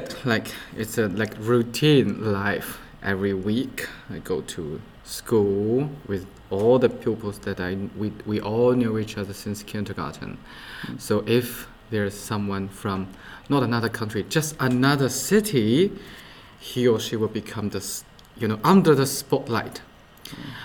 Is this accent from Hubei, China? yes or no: no; Xianyang, Shaanxi, China; Xi'an and my hometown Xianyang, it used to be two different cities.